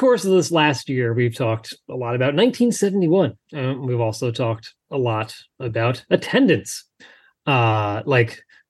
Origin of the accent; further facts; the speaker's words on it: Northeast, United States; Growing up in the Northeast